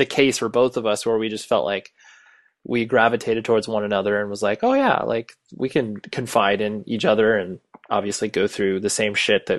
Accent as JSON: {"language": "English", "region": "Southern California", "country": "United States", "tie": "born or raised there", "also_born_or_lived": "Las Vegas", "said": "then we moved out to Southern California, like when I was like 7 and a half, 8."}